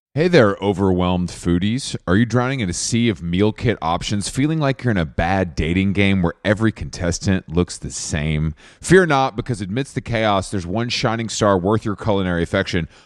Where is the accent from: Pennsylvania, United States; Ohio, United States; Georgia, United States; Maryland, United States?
Georgia, United States; Atlanta; moved away; I'm happy to be in Atlanta, back in my hometown